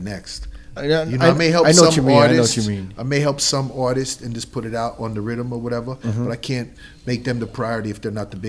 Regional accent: New York, United States; as a New Yorker

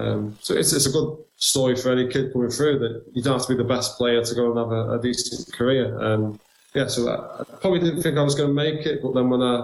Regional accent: Buckley, Wales, United Kingdom; I'm from Flintshire

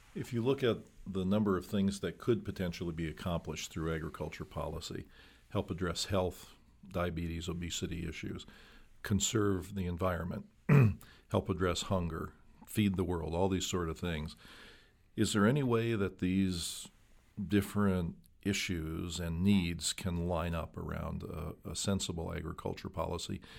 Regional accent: Midwest, United States; I grew up in the Midwest

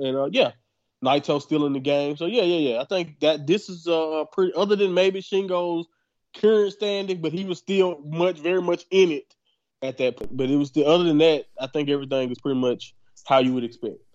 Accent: Southern United States, United States; I'm from Southern uh, United States

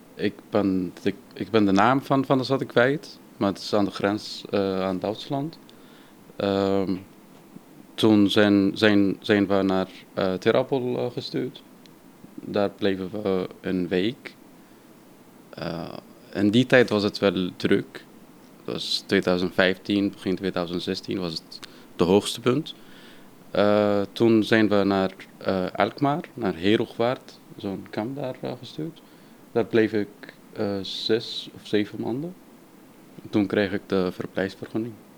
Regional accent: Syria; Dutch is a second language; also born or lived in Turkey; now in The Hague, Netherlands; ik kom uit Syrië

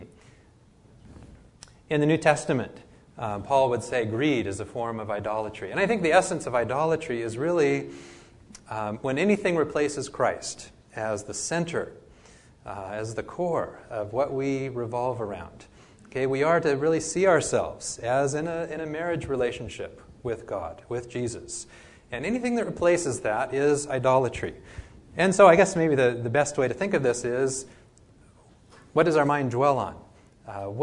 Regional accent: Oregon, United States; I grew up in Oregon

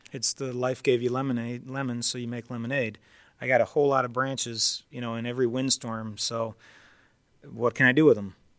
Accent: near Detroit, Michigan, United States; I grew up near Detroit

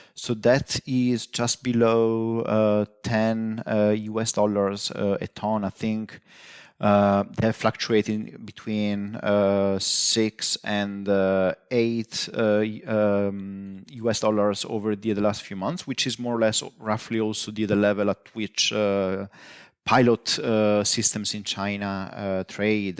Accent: northeastern Italy, Italy; moved away; I grew up in, uh, northeastern, uh, Italy

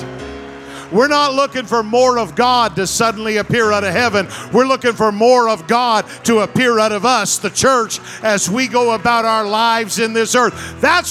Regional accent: New Brunswick, Canada; I grew up in New Brunswick, Canada

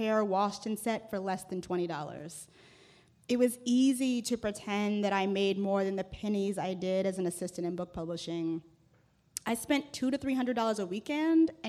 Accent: Washington, District of Columbia, United States; I grew up in Washington, D.C., and went to one of the city's best public schools on the ritzier side of town.

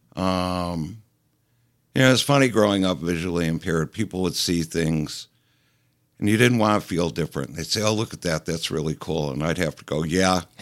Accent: Detroit, Michigan, United States; moved away as an adult; also born or lived in California; now in Detroit, United States; I grew up down around Plymouth Road and Myers

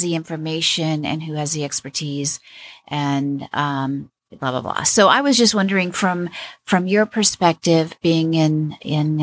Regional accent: West Coast, United States; I was raised on the West Coast

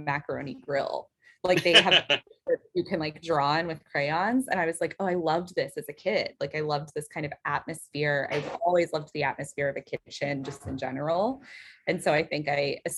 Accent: Texas, United States; I am from Texas

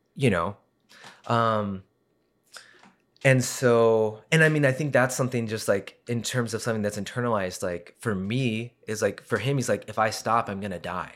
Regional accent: Colorado Springs, Colorado, United States; I was born in Colorado Springs

